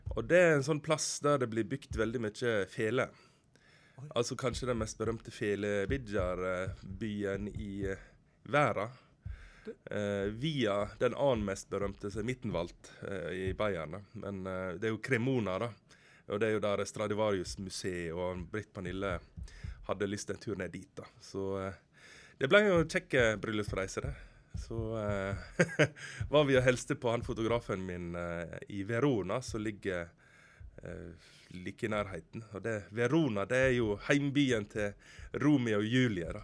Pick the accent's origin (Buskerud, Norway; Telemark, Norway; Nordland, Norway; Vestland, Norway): Vestland, Norway; Utvik; moved away as an adult; also born or lived in Oslo; Bruland, grenda der jeg kommer fra i Utvik